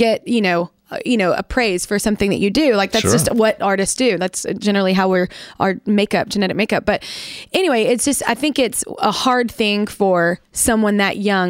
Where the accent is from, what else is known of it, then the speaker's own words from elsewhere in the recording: Texas, United States; I'm very Texan too